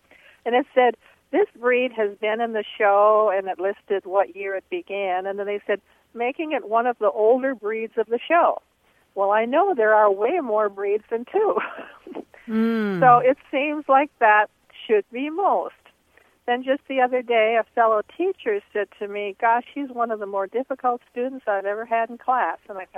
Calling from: Tallahassee, Florida, United States; I'm from Tallahassee, Florida.

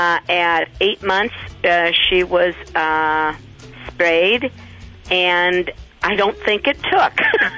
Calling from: Rock Island, Illinois, United States; I'm calling from Rock Island, Illinois.

